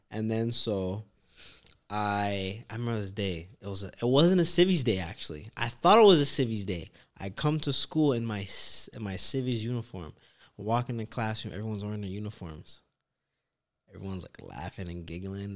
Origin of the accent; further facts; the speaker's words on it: Canada; I'm Canadian